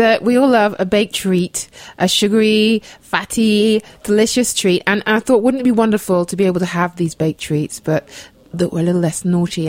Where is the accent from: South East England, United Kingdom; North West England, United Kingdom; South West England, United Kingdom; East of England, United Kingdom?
South East England, United Kingdom; Oxfordshire; also born or lived in London / Devon; I was born in London, and I grew up in Oxfordshire, the home counties, as we say.